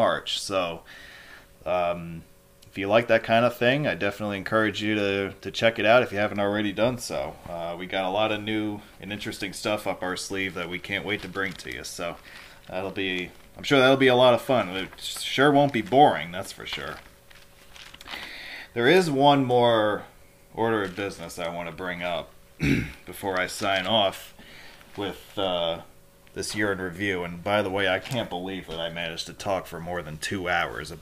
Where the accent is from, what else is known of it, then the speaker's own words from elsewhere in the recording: Hudson Valley, New York, United States; moved away; my hometown minor league baseball team, the Hudson Valley Renegades